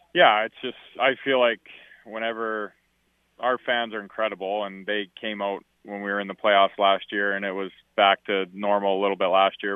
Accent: Alberta, Canada; moved away; I'm from Alberta

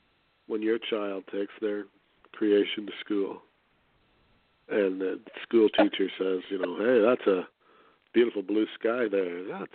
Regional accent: Canada; I'm Canadian and that's how I am

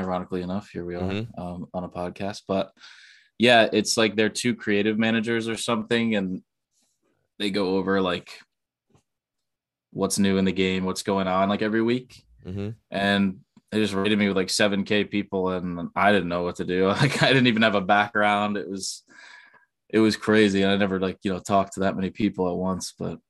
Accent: New Jersey, United States; Jersey, East

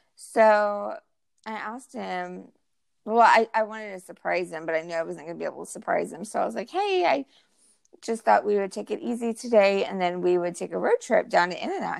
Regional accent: California, United States; also born or lived in Utah / Austin, Texas; now in Houston area, Texas, United States; we're both from California, my husband and I, and we grew up with In and Out Burger

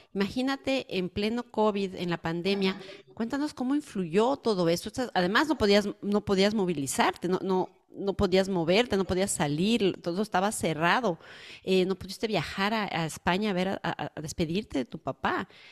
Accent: Ecuador; now in United States; yo soy del Ecuador y tengo toda mi familia allá

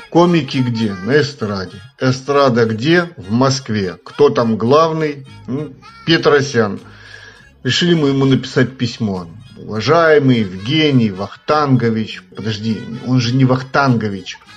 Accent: Moldova; я из Молдавии.

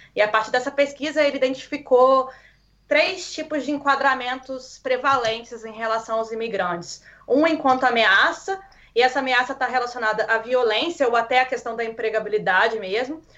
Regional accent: Minas Gerais, Brazil; moved away as an adult; eu vim de Minas Gerais

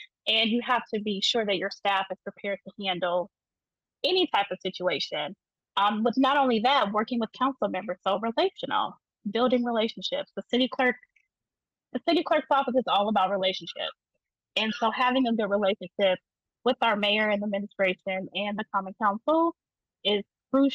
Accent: South Bend, Indiana, United States; also born or lived in Chicago, Illinois / Bloomington, Indiana; I'm from South Bend, Indiana. And I was raised in South Bend, originally from Chicago, but I grew up here

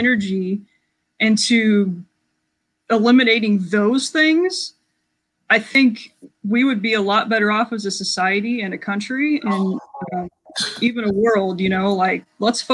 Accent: Iowa, United States; I'm from the Midwest, in Iowa, currently in Central.

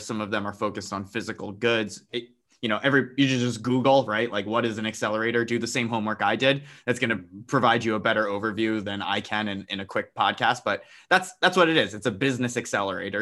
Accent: New Jersey, United States; I was born and raised in New Jersey.

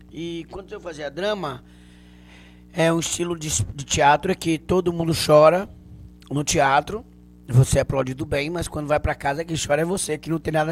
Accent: Canavieiras, Bahia, Brazil; Sou de uma região sul chamada Canavieiras. Mas é Bahia, é Brasil, viu?

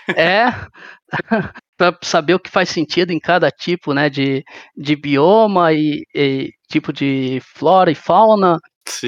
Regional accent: Sorocaba, São Paulo, Brazil; eu sou de Sorocaba

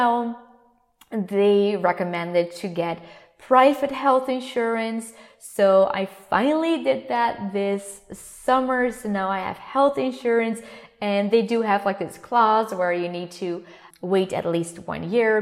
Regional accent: Netherlands; first language Dutch; English is a second language; I come from the Netherlands

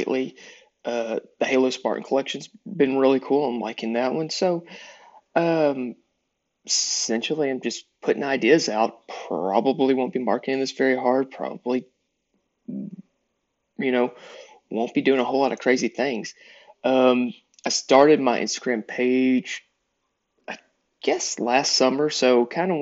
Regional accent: East Texas, United States; Growing up, for the most part, in East Texas, but South Texas

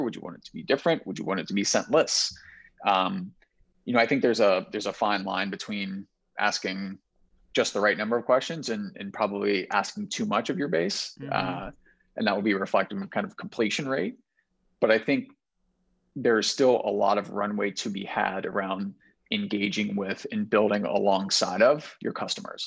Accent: Cincinnati, Ohio, United States; I'm from Cincinnati

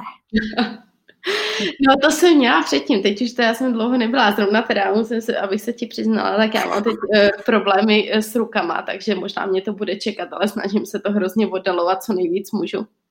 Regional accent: Czechia; now in Portugal; já jsem od Česka úplně odříznutá

